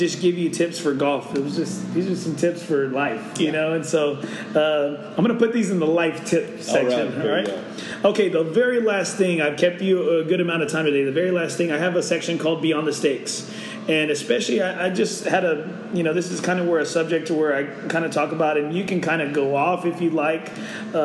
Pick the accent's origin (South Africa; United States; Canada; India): United States; Corpus Christi, Texas; now in San Antonio, United States; growing up in Corpus Christi, Texas